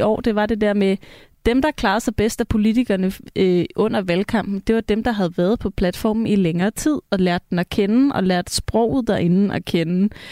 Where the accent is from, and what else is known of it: Copenhagen, Capital Region of Denmark, Denmark